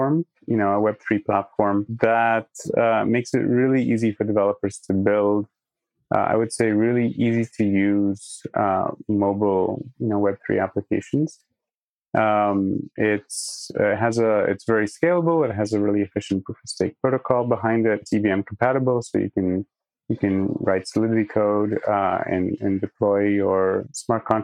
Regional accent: Singapore; moved away as an adult; also born or lived in Poland / Toronto, Canada / Massachusetts, United States; I'm from Poland. My parents are Polish, but I was born and raised in Singapore and I grew up there

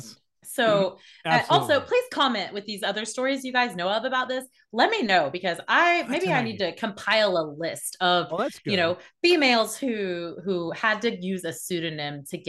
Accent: the Bible Belt, United States; There weren't any actors there were no entrepreneurs, like everyone, we're from the Bible Belt.

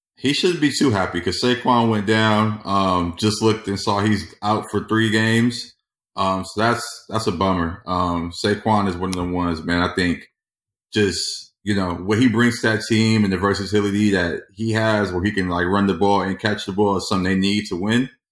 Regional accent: Inglewood, California, United States; born and bred in Inglewood

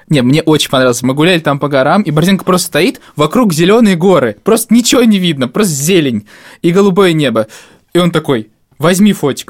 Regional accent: Novomoskovsk, Tula Oblast, Russia; moved away; Когда я приезжаю к себе в родной город Новомосковск

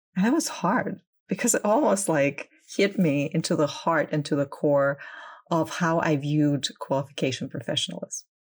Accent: Crimea, Ukraine; I am originally from Ukraine. Um, I was born and grew up there.

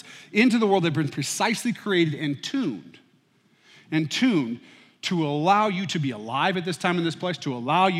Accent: United States; I was born and raised in the United States

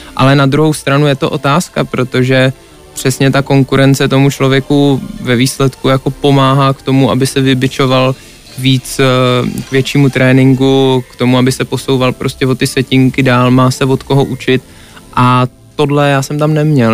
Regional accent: Czechia; also born or lived in Canada; furt jsem byl Čech

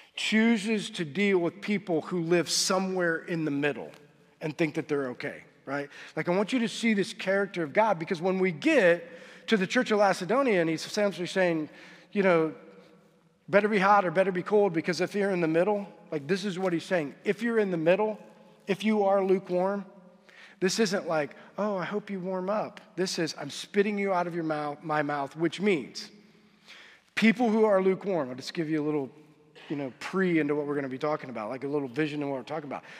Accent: United States; we as American Christians

